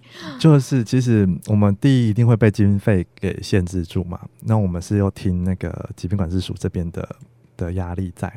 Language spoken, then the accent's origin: Chinese; Taichung, Taiwan; now in Hsinchu, Taiwan; 因为我是台中人，我家在台中